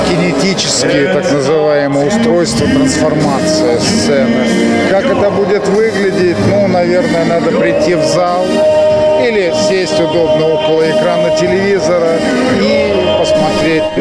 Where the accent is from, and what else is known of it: Belarus